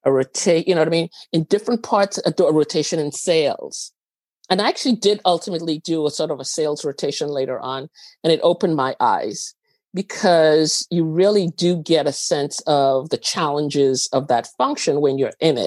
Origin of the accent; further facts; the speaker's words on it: Trinidad & Tobago; moved away; also born or lived in Venezuela; I was actually born in Venezuela. I grew up in Trinidad.